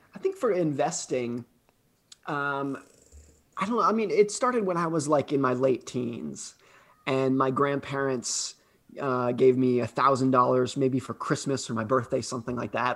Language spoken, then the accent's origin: English; United States; I grew up ski racing in Lake Tahoe